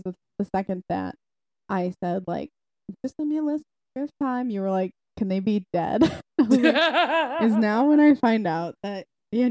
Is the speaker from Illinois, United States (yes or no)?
yes; Algonquin, Illinois, United States; northwest suburbs